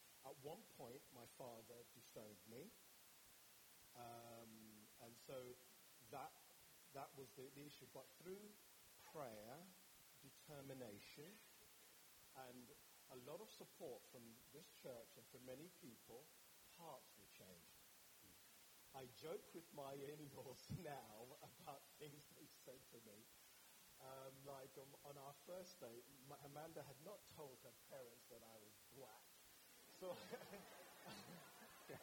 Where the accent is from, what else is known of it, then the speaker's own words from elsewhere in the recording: London, United Kingdom; My background is a Catholic boy from North London, from a Nigerian parenting, but raised by my father